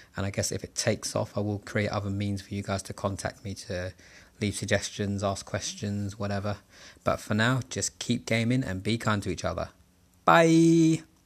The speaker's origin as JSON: {"language": "English", "region": "London", "country": "United Kingdom", "tie": "born or raised there", "said": "I was born and raised in Southeast London, Camberwell to be specific."}